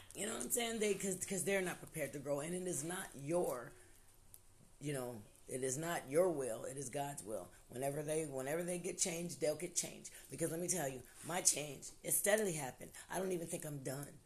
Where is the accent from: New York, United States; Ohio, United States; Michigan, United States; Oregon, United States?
Ohio, United States; now in Louisville, United States; I'm originally from Ohio